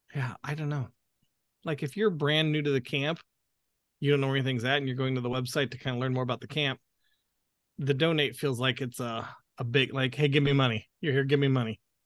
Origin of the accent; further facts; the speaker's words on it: the American South, United States; accent: southern; my southern accent is starting to come out